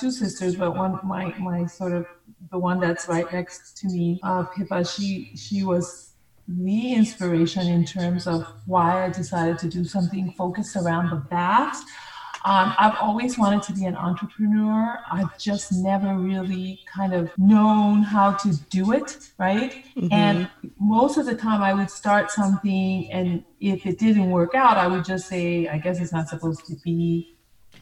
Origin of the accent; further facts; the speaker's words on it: New York, United States; also born or lived in Monrovia, Liberia; We moved to New York